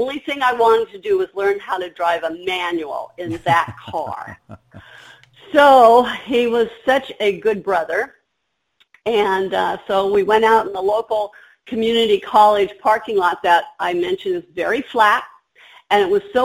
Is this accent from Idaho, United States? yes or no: no; Southern California, United States; moved away as an adult; I was from Southern California.